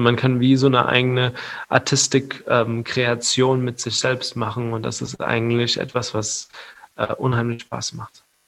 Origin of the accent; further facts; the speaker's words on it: Mainz, Rhineland-Palatinate, Germany; hier in äh, Mainz, wo ich herkomme